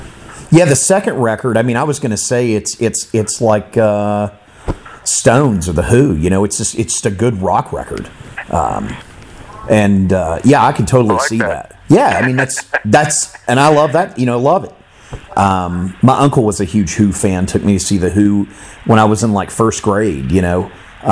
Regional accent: Florida, United States; I'm still in Florida. I'm over on the Pensacola side.

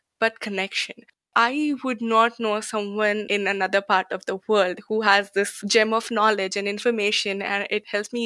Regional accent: India; now in United States; I'm originally from India

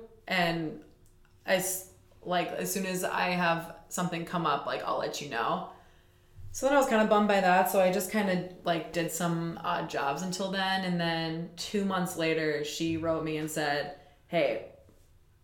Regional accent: Waukesha, Wisconsin, United States; I'm from Waukesha, which is only 20 miles outside of Milwaukee

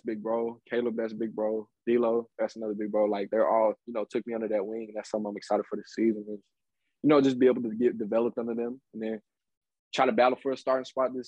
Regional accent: Midwest, United States; I'm coming from the Midwest

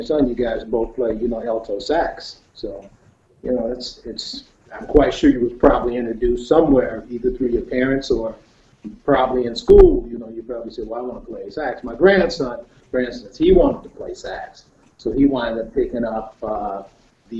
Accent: Detroit, Michigan, United States; Originally from Detroit, Michigan, born and raised there

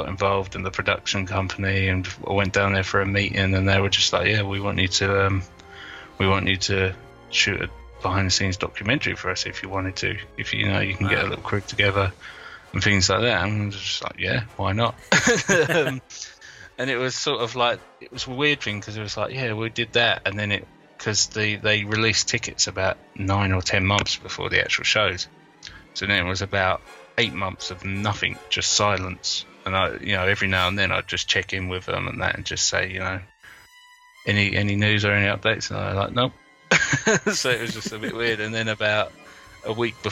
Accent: London, United Kingdom; I'm from London

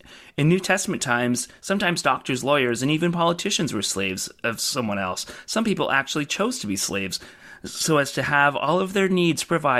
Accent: Brockville, Ontario, Canada; There's a Facebook group for my hometown of Brockville called like Brockville History or something

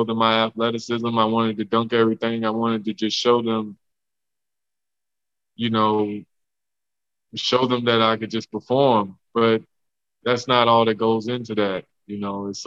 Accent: Homer, Louisiana, United States; the house I grew up in Louisiana, in Homer

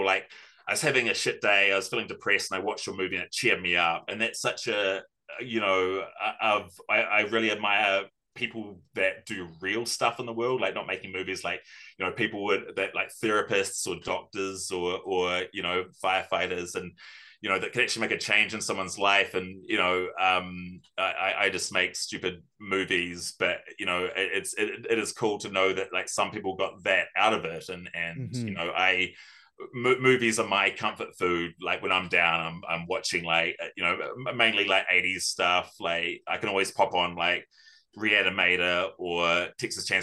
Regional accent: New Zealand; growing up in New Zealand

